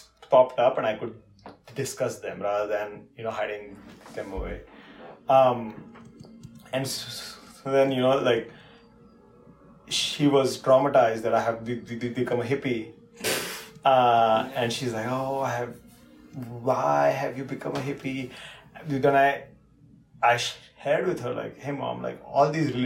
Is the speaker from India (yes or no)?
yes; India; now in United States; I'm not the standard Indian that they expected. In some ways, I'm more Indian than most Indians